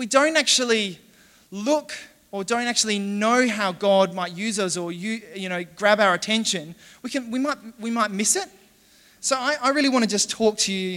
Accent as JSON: {"language": "English", "town": "Adelaide", "region": "South Australia", "country": "Australia", "said": "I'm from Adelaide."}